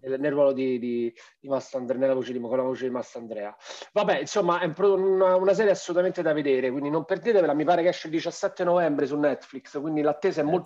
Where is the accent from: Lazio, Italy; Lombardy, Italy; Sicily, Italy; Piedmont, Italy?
Lazio, Italy; Rome; siamo romani, conosciamo il nostro, il nostro modo di vivere